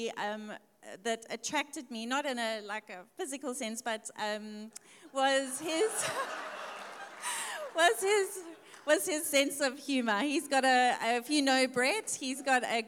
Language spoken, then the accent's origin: English; Australia; moved away as an adult; now in South Africa; I grew up in Australia